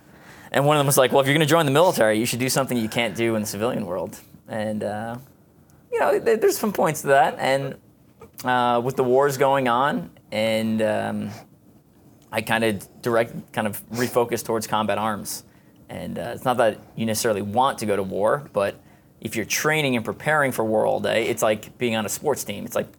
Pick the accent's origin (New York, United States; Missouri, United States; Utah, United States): New York, United States; Garden City South; Yeah, so I grew up in Garden City South, Long Island, New York. Suburbs, pretty normal, you know, basic childhood.